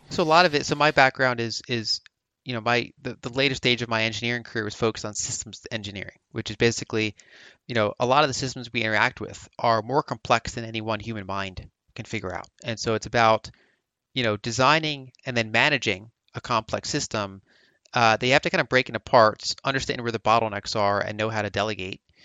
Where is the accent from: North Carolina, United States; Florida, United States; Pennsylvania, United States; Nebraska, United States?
Pennsylvania, United States; Philadelphia; I grew up around the Philadelphia region, so East Coast, United States